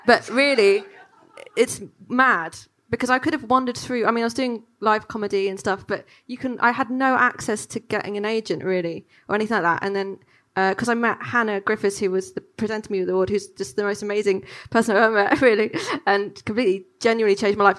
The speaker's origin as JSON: {"language": "English", "region": "London", "country": "United Kingdom", "tie": "born or raised there", "said": "growing up in London"}